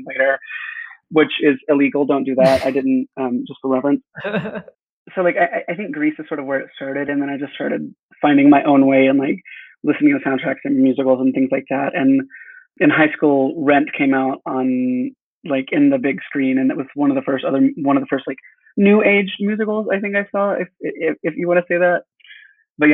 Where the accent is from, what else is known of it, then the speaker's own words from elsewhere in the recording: Texas, United States; I'm from a small town in Texas.